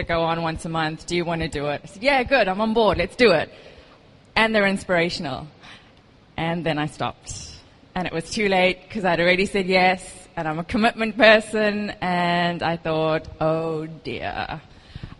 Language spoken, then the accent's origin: English; South Africa; moved away as an adult; now in Dubai, United Arab Emirates; I am South African. I've moved here about 4.5 years ago.